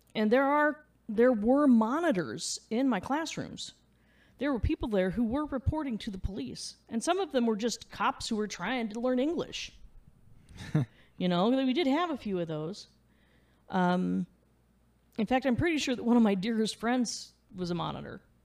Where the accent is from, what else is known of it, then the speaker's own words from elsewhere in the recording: Midwest, United States; now in Clarksville, United States; I'm from the Midwest. We're blunt.